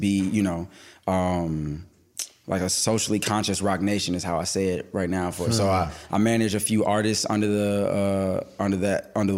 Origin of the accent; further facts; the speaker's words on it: New York, United States; Growing up in New York